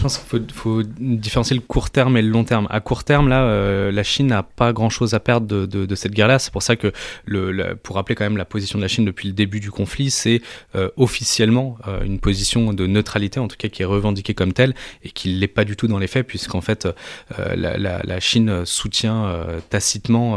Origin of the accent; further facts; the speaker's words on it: France; quand on est français